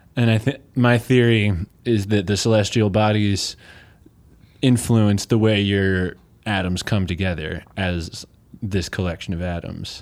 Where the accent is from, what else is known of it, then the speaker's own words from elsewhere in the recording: Chesapeake Bay area, Maryland, United States; now in Eugene, United States; I'm from the Chesapeake Bay area